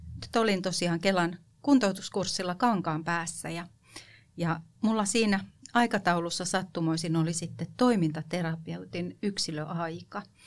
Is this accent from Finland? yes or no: yes; Kotka, Kymenlaakso, Finland; also born or lived in western Uusimaa; Kotkahan on mulle tosi rakas kotikaupunki, vaikka mä oon itse asiassa syntynyt läntisellä Uudellamaalla, niin mä oon pisimpään asunut Kotkassa